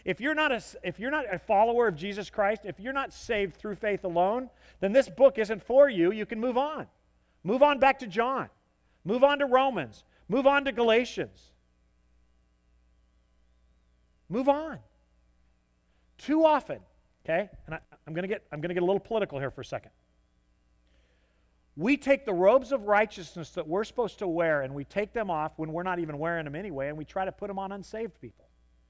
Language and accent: English; the South, United States; I am a Southerner, like it or not. Sorry.